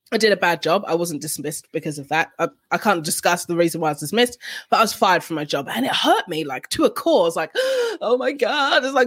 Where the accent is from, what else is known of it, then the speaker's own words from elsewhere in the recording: London, United Kingdom; moved away as an adult; now in Canberra, Australia; I'm originally from London and I live in Canberra, Australia.